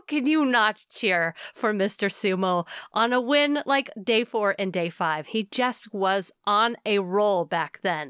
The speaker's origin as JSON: {"language": "English", "country": "United States", "said": "as an American."}